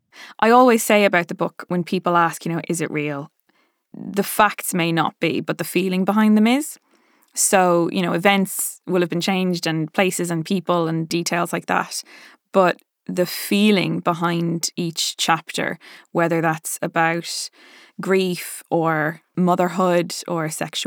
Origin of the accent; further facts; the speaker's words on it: Ireland; accent: Dublin; now in London, United Kingdom; I watch videos of Saoirse Ronan just speaking in her lovely Dublin accent so that I can kind of get mine back.